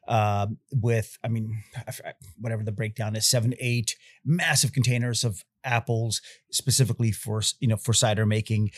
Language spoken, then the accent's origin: English; Bay Area, California, United States; moved away as an adult; also born or lived in Czechoslovakia / Yugoslavia / Austria; now in Kentucky, United States; growing up in the Bay Area